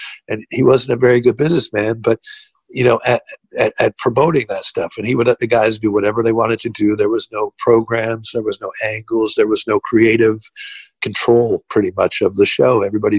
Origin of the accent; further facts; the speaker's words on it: Jacksonville, Florida, United States; I was raised in Jacksonville, Florida, so there was a lot of surfing. I lived close to the beaches.